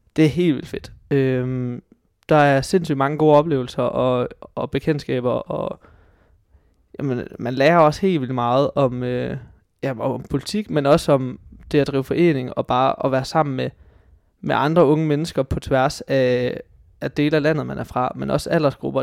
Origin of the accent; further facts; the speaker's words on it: Hobro, North Denmark Region, Denmark; moved away as an adult; now in Aarhus, Denmark; Jeg er fra øh, en, en lille gård uden for Hobro i Nordjylland